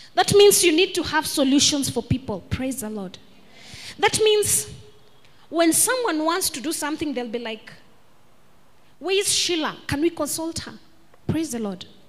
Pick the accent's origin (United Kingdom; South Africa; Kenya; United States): Kenya; I am Kenyan.